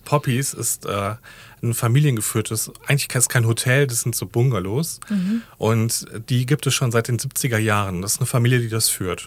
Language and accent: German; Recklinghausen, North Rhine-Westphalia, Germany; also born or lived in Dortmund; ich bin geboren und lebe in Recklinghausen